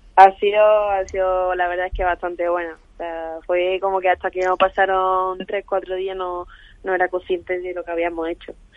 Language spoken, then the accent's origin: Spanish; Málaga, Andalusia, Spain; now in Madrid, Spain; bajarme ya a mi tierra